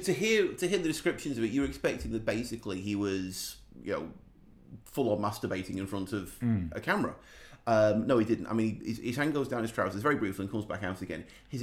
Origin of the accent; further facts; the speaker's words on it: England, United Kingdom; I'm English and I'm also 14 years old.